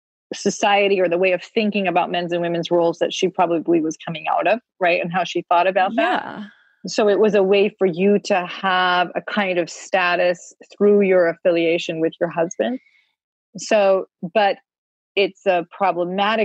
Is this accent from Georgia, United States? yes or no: no; Vermont, United States; I grew up in Vermont